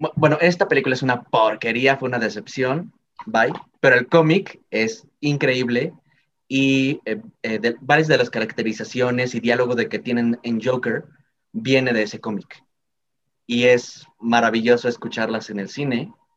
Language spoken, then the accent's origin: Spanish; Mexico; como mexicano